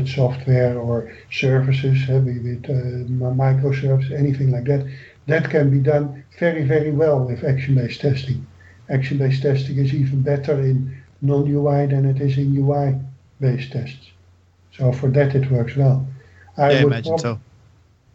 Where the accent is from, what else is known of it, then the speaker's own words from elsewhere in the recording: Netherlands; moved away; I am from the Netherlands